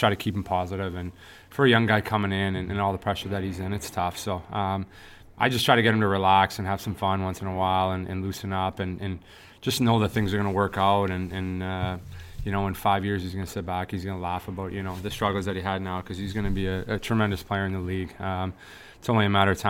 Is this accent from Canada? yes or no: yes; Canada; growing up as a Canadian